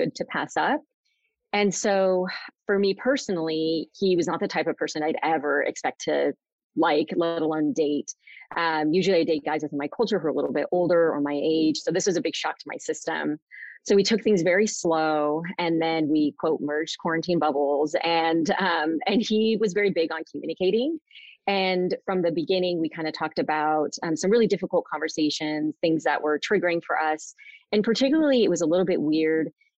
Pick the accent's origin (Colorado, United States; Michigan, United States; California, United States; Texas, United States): California, United States; Southern; also born or lived in Sacramento, California; I live in Sacramento, California. I grew up in Southern California